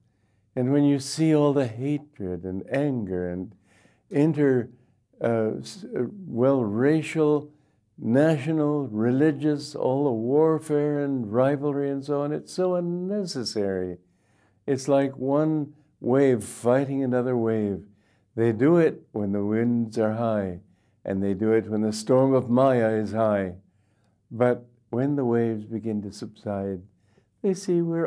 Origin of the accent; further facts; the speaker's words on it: United States; also born or lived in India; now in Gurgaon, India; I'm not here as an American